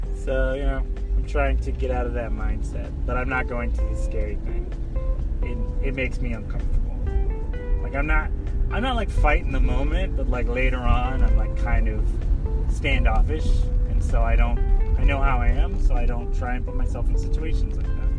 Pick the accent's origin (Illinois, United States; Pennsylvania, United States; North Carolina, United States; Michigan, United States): North Carolina, United States; now in Washington, D.C. area, United States; I grew up in North Carolina with a pickup truck